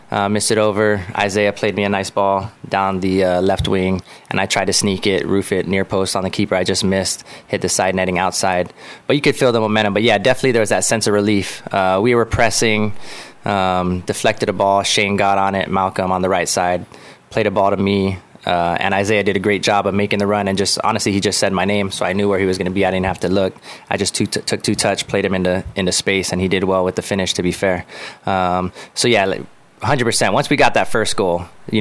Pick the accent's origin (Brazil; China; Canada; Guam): Guam; I love being from Guam and representing Guam